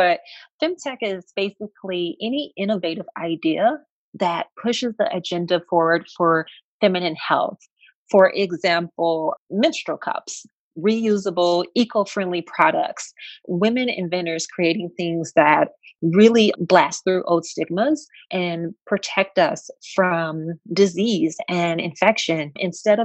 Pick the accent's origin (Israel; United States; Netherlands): United States; Flint, Michigan; I grew up actually in Flint, Michigan.